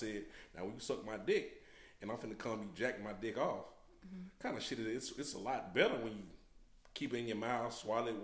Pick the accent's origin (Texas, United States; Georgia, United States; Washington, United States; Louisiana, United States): Georgia, United States; Decatur; I'm from Decatur. It's on the east side